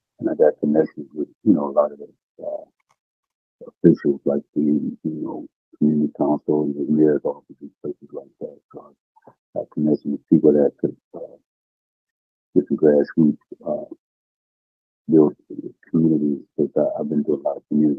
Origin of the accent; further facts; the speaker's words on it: Detroit, Michigan, United States; I'm from Detroit, Michigan.